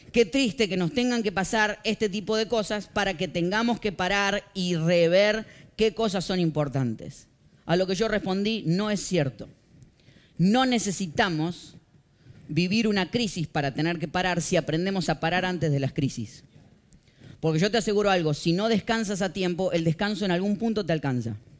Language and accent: Spanish; Argentina; moved away; Soy un argentino